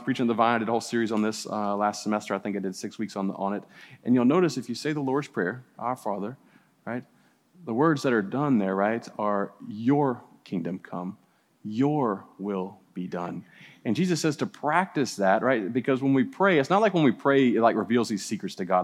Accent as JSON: {"language": "English", "town": "New Orleans", "region": "Louisiana", "country": "United States", "tie": "born or raised there", "moved": "yes", "said": "I grew up in New Orleans and we had spook houses"}